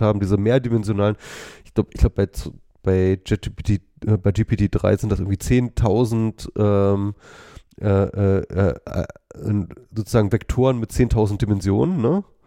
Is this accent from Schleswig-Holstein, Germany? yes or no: no; Wolfsburg, Lower Saxony, Germany; also born or lived in Lüneburg; Ich bin in Wolfsburg geboren, habe in Lüneburg studiert